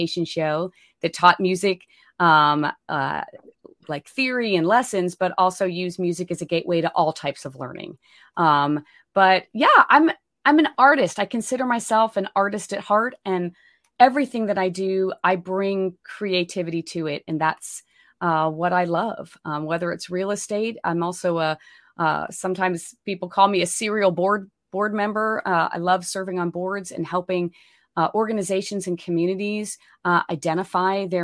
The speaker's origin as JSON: {"language": "English", "region": "Pennsylvania", "country": "United States", "moved": "as an adult", "lives_now": "Austin, United States", "said": "I'm from Pennsylvania originally, but came down here to get my MFA in acting at the University of Texas at Austin"}